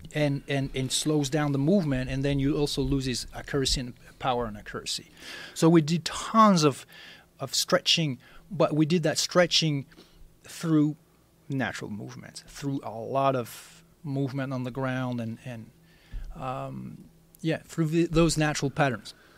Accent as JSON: {"language": "English", "country": "France", "moved": "yes", "said": "I'm originally from France"}